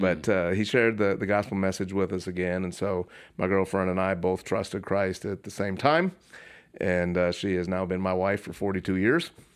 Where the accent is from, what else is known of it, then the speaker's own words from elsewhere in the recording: Puyallup, Washington, United States; my hometown of Puyallup, Washington